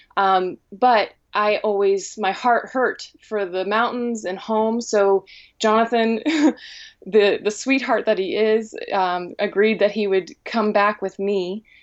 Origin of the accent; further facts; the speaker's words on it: Helvetia, West Virginia, United States; also born or lived in Northfield, Minnesota / Chicago; I grew up in Helvetia